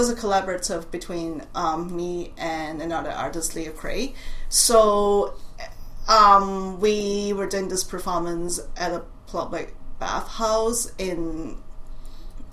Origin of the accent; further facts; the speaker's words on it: Hong Kong; accent: Cantonese; English is a second language; moved away as an adult; now in Boston, United States; I was born in Hong Kong, and then I left Hong Kong after I finished high school